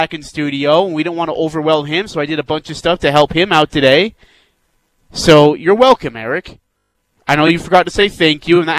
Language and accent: English; India; moved away; I'm from India.